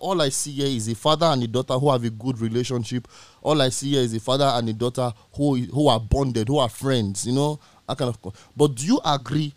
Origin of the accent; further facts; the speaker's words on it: Nigeria; as a Nigerian man